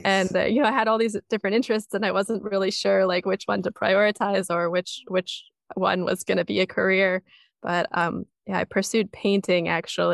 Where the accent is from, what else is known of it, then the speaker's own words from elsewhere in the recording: North Bend, Washington, United States; moved away as an adult; now in Yamanaka, Japan; I grew up in a small town outside of Seattle. North Bend, Washington